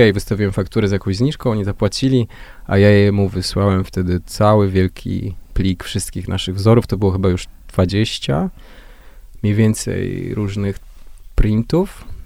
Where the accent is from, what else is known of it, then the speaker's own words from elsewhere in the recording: Jarosław, Subcarpathian Voivodeship, Poland; Jestem z małego miasta, z Jarosławia